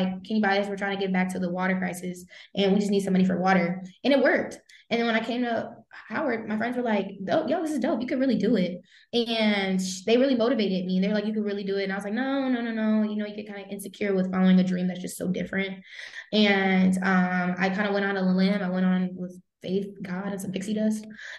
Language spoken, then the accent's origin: English; Germany; because me growing up in Germany, I read a lot about Audre Lorde